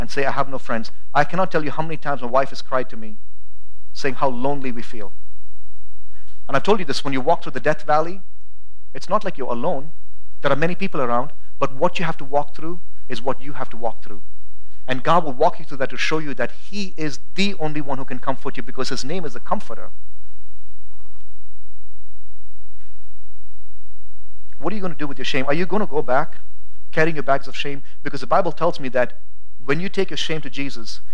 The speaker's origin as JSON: {"language": "English", "country": "India", "also_born_or_lived": "United States", "moved": "yes", "lives_now": "Boise, United States", "said": "I'm an American citizen, but whenever it's necessary, I have to say I'm an Indian too"}